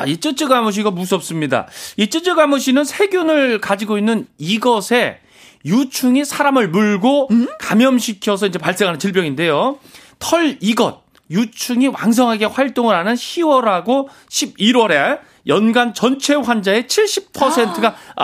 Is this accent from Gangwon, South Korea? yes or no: yes; Hoengseong, Gangwon, South Korea; 제가 강원도 횡성의 고향 거기서 태어났잖아요